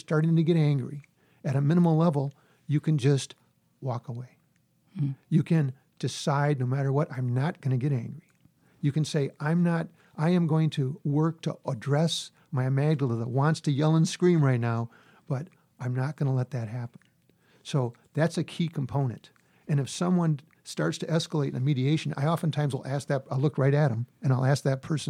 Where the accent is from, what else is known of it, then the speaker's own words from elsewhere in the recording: Midwest, United States; I'm Midwesterner.